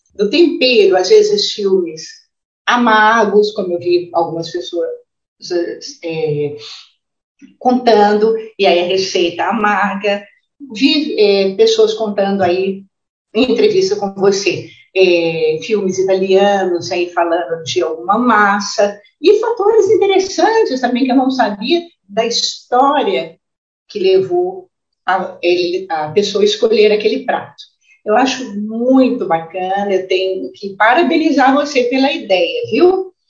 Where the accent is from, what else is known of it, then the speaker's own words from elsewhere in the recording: São João del-Rei, Minas Gerais, Brazil; moved away; eu nasci em São João del Rei, morei pouco, mas passei minha infância quase inteira ainda em São João del Rei.